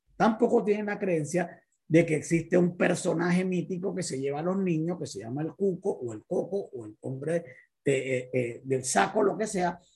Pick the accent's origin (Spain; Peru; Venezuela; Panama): Panama; Panama City; soy de Panamá, soy médico de profesión, vengo de una familia muy pobre, somos 16 hermanos que veníamos de un barrio popular aquí en Panamá llamado Parque Febre